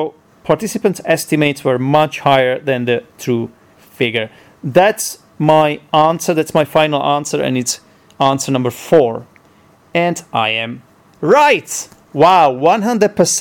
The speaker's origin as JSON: {"language": "English", "country": "Czechia", "first_language": "Czech", "second_language": "English"}